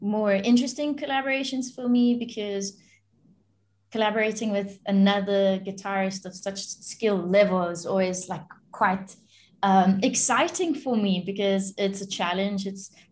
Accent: South Africa; I'm South African and I'm born here

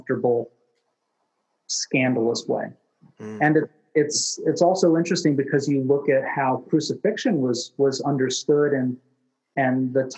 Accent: United States; as an American citizen

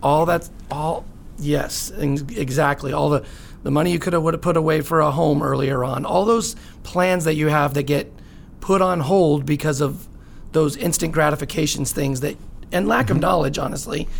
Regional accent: Lake Arrowhead, California, United States; moved away as an adult; also born or lived in San Francisco; now in San Diego, United States; I actually grew up in Lake Arrowhead, California.

